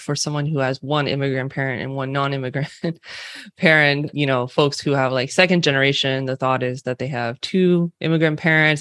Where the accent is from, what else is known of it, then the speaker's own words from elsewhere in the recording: California, United States; accent: California Western West Coast; also born or lived in San Francisco Bay Area; I am born and raised specifically in California. uh, which you might be able to tell from my California Western West Coast accent.